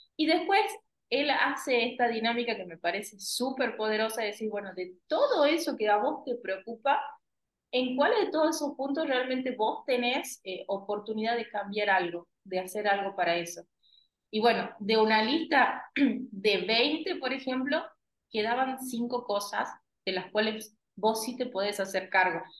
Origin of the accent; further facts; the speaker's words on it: Argentina; nosotros los argentinos